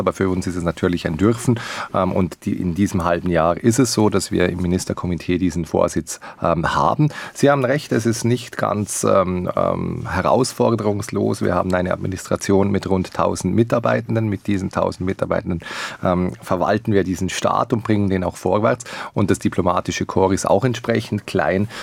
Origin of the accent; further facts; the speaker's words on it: Liechtenstein; als Liechtensteiner